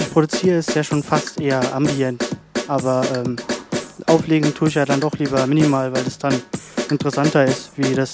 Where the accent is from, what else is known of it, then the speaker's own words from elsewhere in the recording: Heusenstamm, Hesse, Germany; ich bin 26 Jahre alt und komme aus Heusenstamm